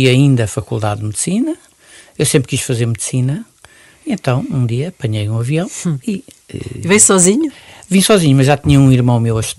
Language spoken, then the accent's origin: Portuguese; Mozambique; now in Portugal; Nasci em Moçambique